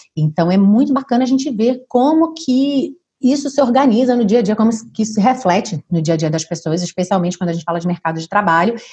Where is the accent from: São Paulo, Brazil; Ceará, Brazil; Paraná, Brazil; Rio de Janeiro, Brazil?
Rio de Janeiro, Brazil; moved away as an adult; now in Portugal; sou carioca